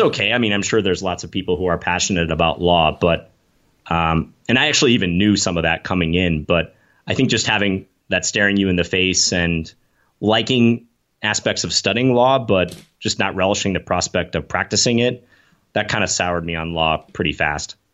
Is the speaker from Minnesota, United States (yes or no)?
yes; Minnesota, United States; born or raised there; moved away as an adult; also born or lived in New York City